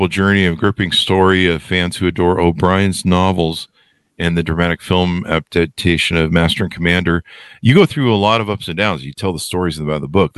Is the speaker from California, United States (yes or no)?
yes; California, United States; growing up in California